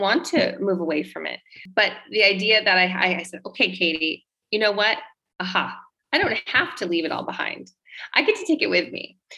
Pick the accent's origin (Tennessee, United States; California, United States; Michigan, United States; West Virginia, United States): California, United States; San Diego; moved away as an adult; also born or lived in Los Angeles; now in Italy; I was raised in San Diego, California.